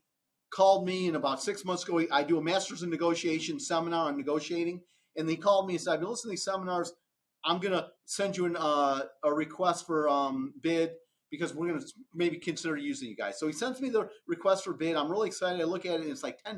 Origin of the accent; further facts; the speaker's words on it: Romeo, Michigan, United States; moved away as an adult; now in Atlanta, United States; I grew up in Romeo, Michigan, just outside of Detroit